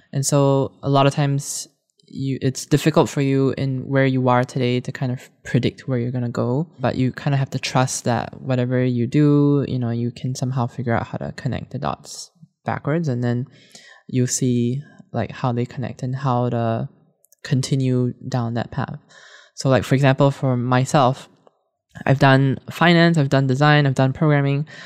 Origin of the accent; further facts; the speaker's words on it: Singapore; moved away; I was growing up in Singapore at the time